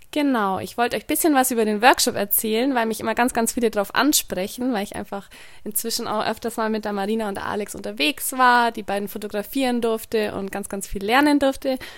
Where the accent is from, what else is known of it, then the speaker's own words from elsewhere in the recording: Bavaria, Germany; ich komme aus dem Allgäu